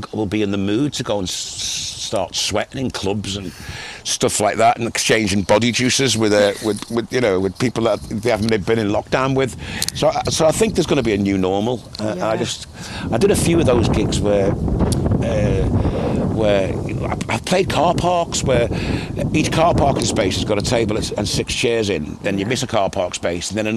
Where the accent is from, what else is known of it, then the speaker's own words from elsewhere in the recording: Liverpool, North West England, United Kingdom; I kind of had a different musical journey than a lot of my contemporaries growing up in Liverpool at the time